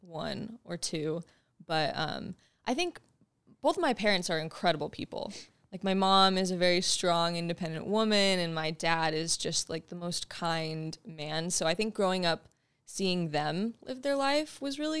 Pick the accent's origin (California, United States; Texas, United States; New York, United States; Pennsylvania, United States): California, United States; San Diego; so I was born and raised in San Diego, California.